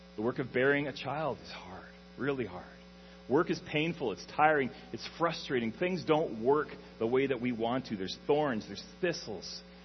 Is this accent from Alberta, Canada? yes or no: yes; Alberta, Canada; moved away as an adult; now in Ontario, Canada; I grew up in Alberta, um, way out west in the prairies, in a small prairie town